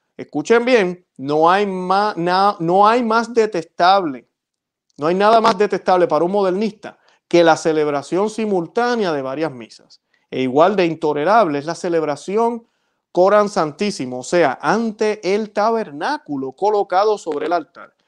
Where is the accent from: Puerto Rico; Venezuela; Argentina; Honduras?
Puerto Rico; yo que soy de Puerto Rico, yo recuerdo ir a la Catedral de San Juan